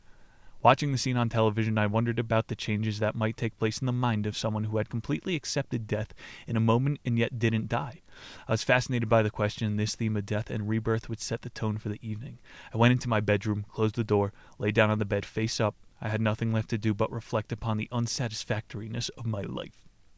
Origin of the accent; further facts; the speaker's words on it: California, United States; When I was a boy growing up in Southern California, the concept of physical fitness as we know it today did not yet exist.